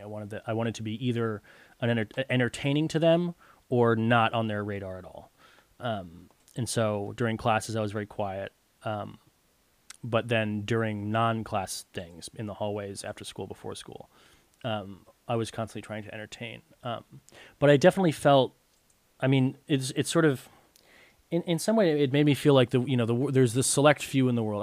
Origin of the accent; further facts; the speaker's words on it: Connecticut, United States; growing up in Connecticut was nice